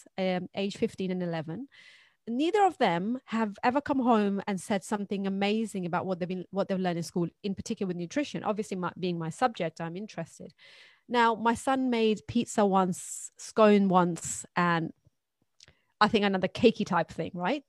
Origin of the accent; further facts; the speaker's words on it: Pakistan; now in United Kingdom; I grew up in Pakistan and my mother is Brazilian